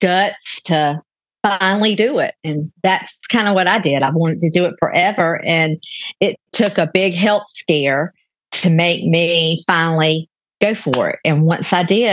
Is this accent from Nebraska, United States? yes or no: no; Newnan, Georgia, United States; a commercial share kitchen in Noonan. There's just one in my hometown where I live